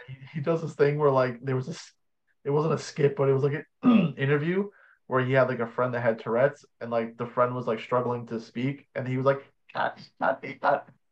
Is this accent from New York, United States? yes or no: yes; New York, United States; we're both from New York